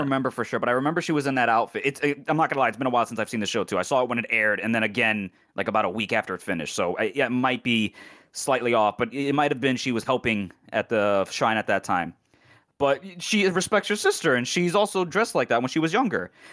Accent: United States; as an American

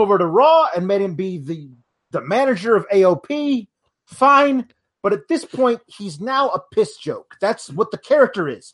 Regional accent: Milwaukee, Wisconsin, United States; my hometown, Milwaukee

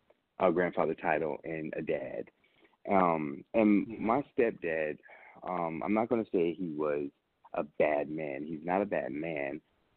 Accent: Nuremberg, Bavaria, Germany; also born or lived in Augsburg, Germany / Vicenza, Italy; I was born in Augsburg, Germany, and raised in Vicenza, Italy, in Nuremberg, Germany

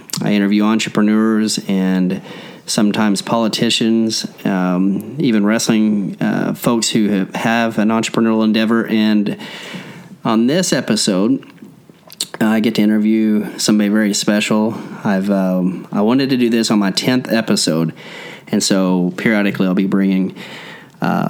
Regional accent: Collinsville, Oklahoma, United States; We grew up in Collinsville, Oklahoma, both of us

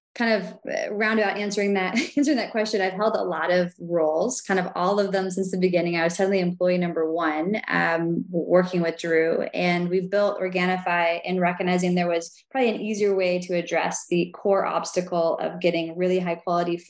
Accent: Willits, California, United States; I grew up on an organic farm, 40 acres, Northern California

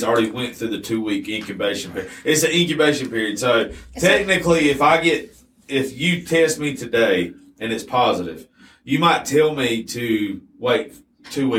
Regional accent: Georgia, United States; We're all from Georgia

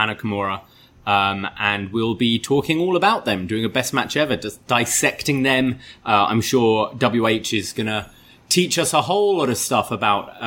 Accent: United Kingdom; as a Brit

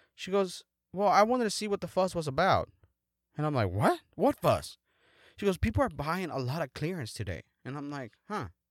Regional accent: Mexico; moved away; in my hometown

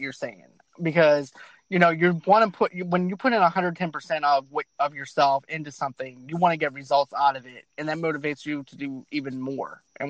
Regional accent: Boston, Massachusetts, United States; moved away; I'm actually originally from East Boston, from the east part okay. of Massachusetts.

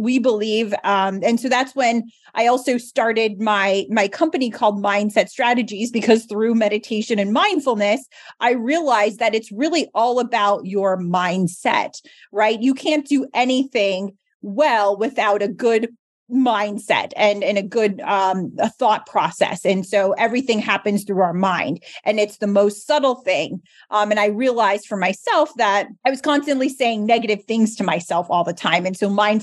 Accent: New Jersey, United States; also born or lived in Philadelphia / Boston; come back home to New Jersey, where I'm from

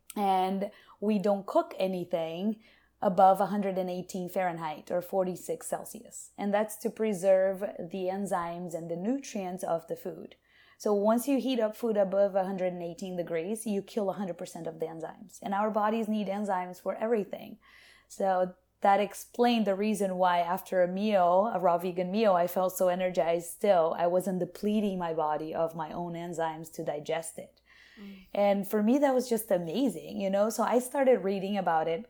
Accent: Brazil; also born or lived in Asheville, North Carolina / California; now in United States; I was born and raised in Brazil by a nutritionist mother

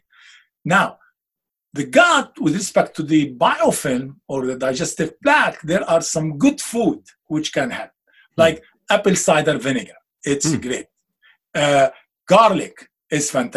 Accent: Beirut, Beirut Governorate, Lebanon; moved away; I'm Lebanese. I'm from Beirut.

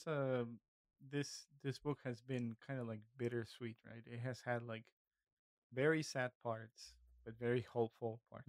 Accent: Northeast Mexico, Mexico; I just wrote down the things that I experienced as a kid growing up in the northeast part of Mexico.

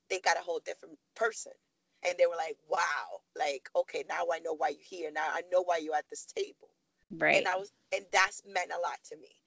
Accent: Harlem, New York, United States; I'm from Harlem, my family in the projects

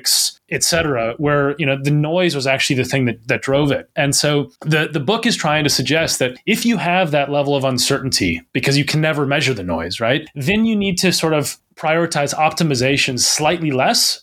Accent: Minnesota, United States; moved away as an adult; now in England, United Kingdom; I'm from Minnesota originally

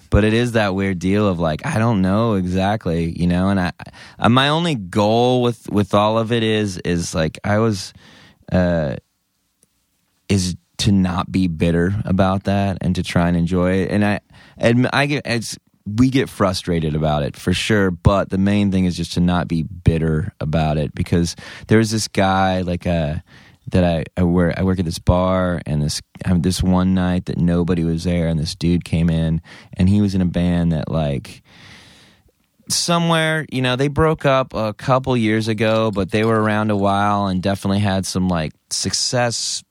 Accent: Denton, Texas, United States; I grew up in Denton, and Denton's kind of a micro, micro Austin

